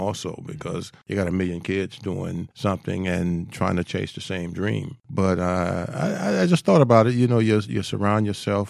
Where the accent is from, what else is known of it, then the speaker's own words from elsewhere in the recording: Miami, Florida, United States; I was Miami born and raised